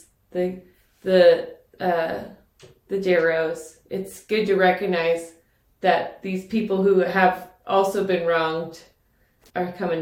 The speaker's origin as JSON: {"language": "English", "country": "United States", "said": "we're basic American."}